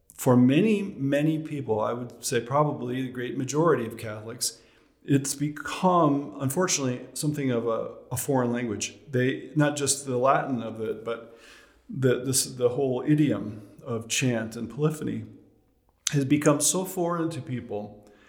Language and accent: English; Chicago, Illinois, United States; moved away; also born or lived in Massachusetts; I'm from Chicago originally